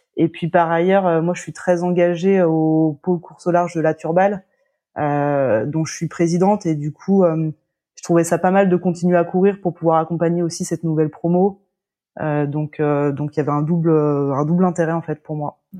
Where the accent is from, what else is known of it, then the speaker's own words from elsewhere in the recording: La Baule, Pays de la Loire, France; je suis originaire de La Baule.